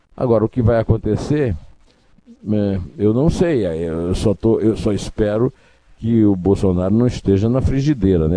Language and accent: Portuguese; Paraíba, Brazil; now in São Paulo, Brazil; eu que sou paraibano, mas voto aqui em São Paulo